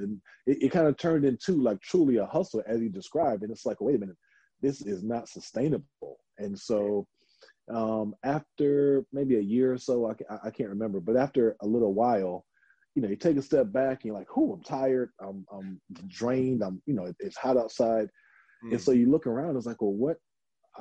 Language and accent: English; Houston, Texas, United States; I'm from Houston, so of course I know like a little Spanish